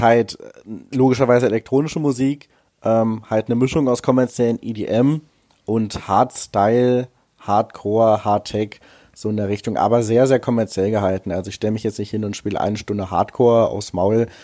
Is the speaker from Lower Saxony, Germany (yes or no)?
yes; Wolfsburg, Lower Saxony, Germany; in Wolfsburg, meiner Heimatstadt